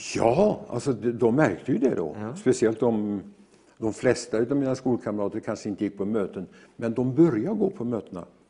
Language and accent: Swedish; near Gothenburg, Västra Götaland, Sweden; jag är ju född ut på Hönerås strax utanför Göteborg